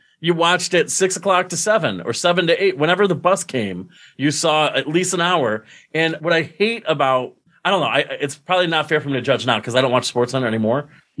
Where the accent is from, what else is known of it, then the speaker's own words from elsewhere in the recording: Binghamton, New York, United States; also born or lived in Mansfield, Pennsylvania; in my hometown newspaper in Binghamton